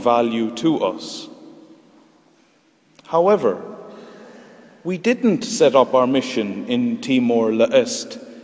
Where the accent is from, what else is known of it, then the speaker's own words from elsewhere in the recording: Ireland; Our perception as Irish people in 2011 is formed by our time and place